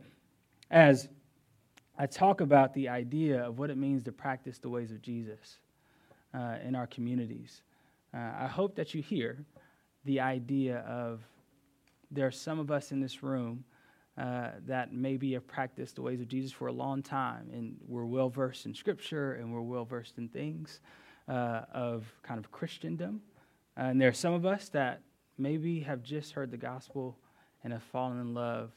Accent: Houston, Texas, United States; moved away as an adult; now in Durham, United States; I'm from Houston, Texas, originally

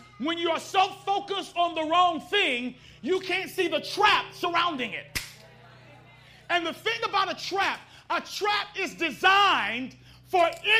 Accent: Washington, District of Columbia, United States; I'm from Washington, D.C.

